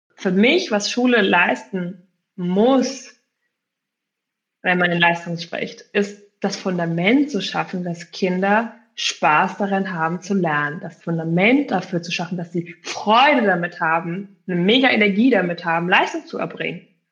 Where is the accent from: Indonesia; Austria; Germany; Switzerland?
Germany; Berlin; ich komme eben aus Berlin und äh, dort haben wir ja sechs Grundschuljahre eigentlich